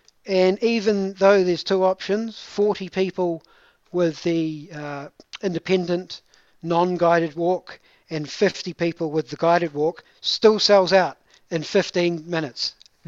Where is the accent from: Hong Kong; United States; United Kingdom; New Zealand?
New Zealand; Te Anau, Southland; Tiano, my hometown